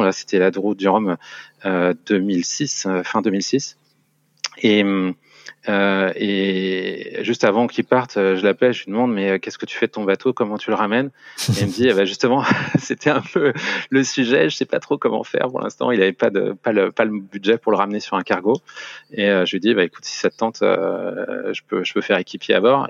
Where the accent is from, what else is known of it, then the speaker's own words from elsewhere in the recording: Paris region, Île-de-France, France; moved away as an adult; now in Luxembourg; J'ai passé toute mon enfance et toute ma, globalement, une grande partie de ma vie en région parisienne